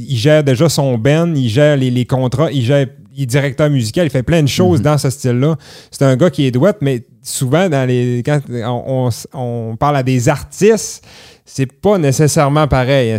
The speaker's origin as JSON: {"language": "French", "town": "Clermont", "region": "Quebec", "country": "Canada", "tie": "born or raised there"}